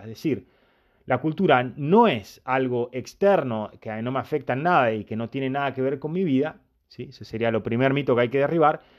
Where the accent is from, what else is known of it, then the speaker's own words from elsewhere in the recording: Argentina; yo nací y me crié en Argentina, tengo un montón de elementos asimilados a mi vida que son culturales